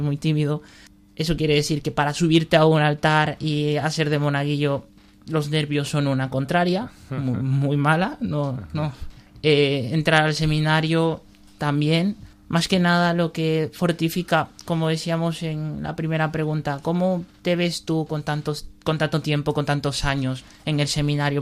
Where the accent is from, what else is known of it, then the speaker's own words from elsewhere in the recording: Valencia, Valencian Community, Spain; soy de Valencia, tengo 20 años